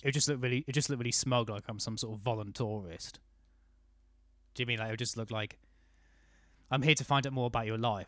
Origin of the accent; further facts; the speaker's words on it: United Kingdom; I was raised in the South.